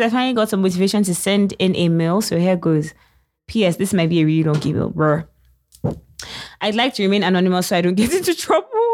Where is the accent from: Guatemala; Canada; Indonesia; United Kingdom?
United Kingdom; I'm British